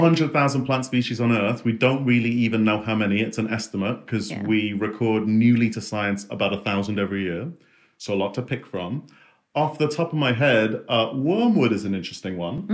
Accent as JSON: {"language": "English", "country": "Singapore", "tie": "born or raised there", "said": "Uh, in Singapore."}